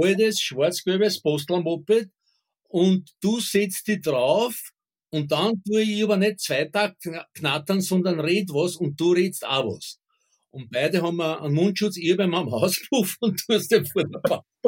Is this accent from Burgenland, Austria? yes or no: yes; Southern Burgenland, Austria; ich kann mich als Kind noch erinnern an so Dorfschandamen im, im Südburgenland